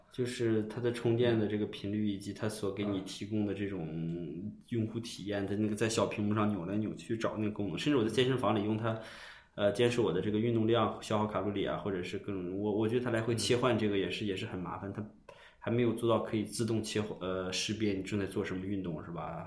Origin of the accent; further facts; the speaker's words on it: China; 我们中国人